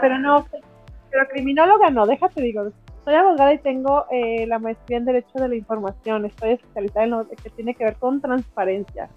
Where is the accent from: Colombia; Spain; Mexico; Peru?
Mexico; Morelia, Michoacán; yo soy de Morelia, ¿no? En Morelia, Michoacán